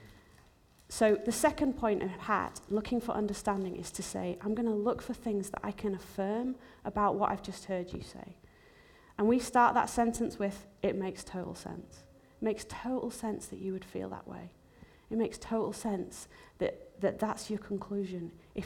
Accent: Zimbabwe; moved away; also born or lived in England / America; I was actually born in Zimbabwe. It's where my whole family were from

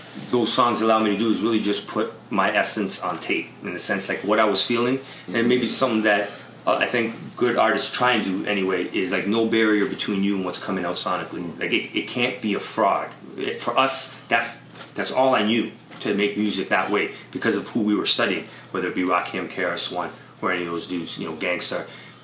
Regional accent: Toronto, Ontario, Canada; I'm a kid from Toronto trying to play it cool.

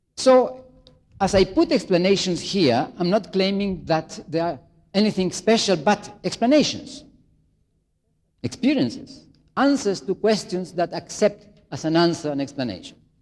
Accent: Chile; moved away; I come from Chile, South America, very far away

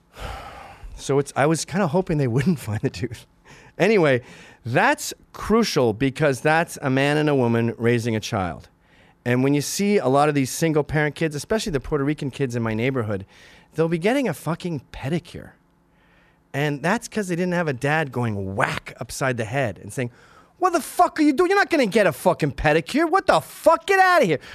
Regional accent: Canada; also born or lived in Scotland; now in New York, United States; I'm Canadian

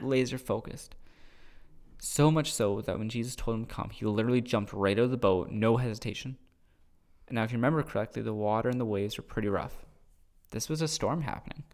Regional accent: Cambridge, Ontario, Canada; I'm from Cambridge

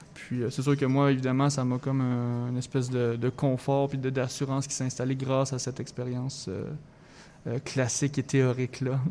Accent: Thetford Mines, Quebec, Canada; moved away as an adult; now in Montreal, Canada

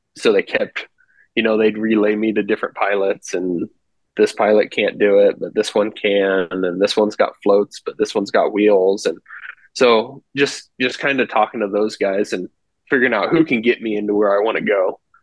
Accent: Western Nebraska, United States; I grew up here in Western Nebraska, really. Moved here when I was really young

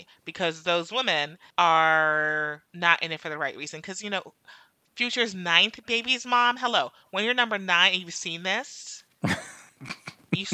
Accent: Jamaica; I'm Jamaican

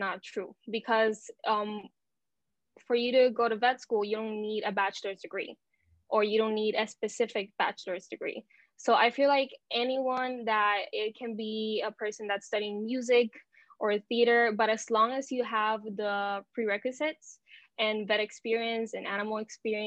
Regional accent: Puerto Rico; I am from Puerto Rico. So I've been living here my whole life.

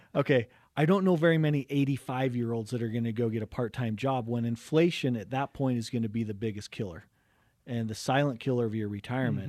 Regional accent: Cottonwood Heights, Utah, United States; growing up in Cottonwood Heights today. Wonderful area to grow up

